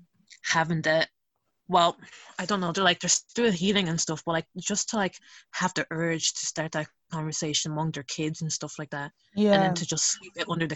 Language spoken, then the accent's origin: English; Nigeria; now in Europe; I'm going to speak from, like, from the perspective of as Nigerian, because I can't speak for, like, other, like, Italians or, like, those from different communities